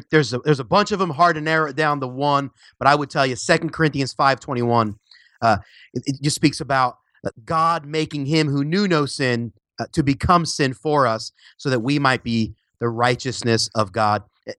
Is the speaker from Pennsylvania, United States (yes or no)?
yes; Philadelphia, Pennsylvania, United States; now in Orlando, United States; I live in Orlando, Florida, but I was originally from Philly, PA. Shout out to any Philly fans out there.